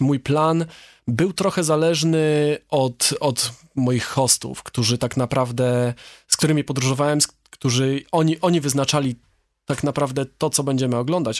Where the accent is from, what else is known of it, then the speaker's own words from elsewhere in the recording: Poland; jestem z Polski